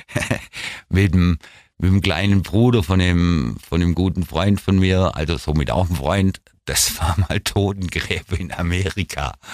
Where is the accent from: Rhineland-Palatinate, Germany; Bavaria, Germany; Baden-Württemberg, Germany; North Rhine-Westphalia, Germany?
Baden-Württemberg, Germany; Ulm; Ich bin in der Weststadt groß geworden. Das Viertel ist eigentlich hauptsächlich als Postdörfle bekannt